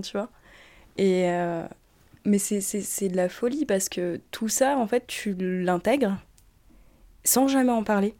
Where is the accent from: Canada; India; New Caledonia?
New Caledonia; moved away as an adult; now in France; j'ai grandi euh, en Nouvelle-Calédonie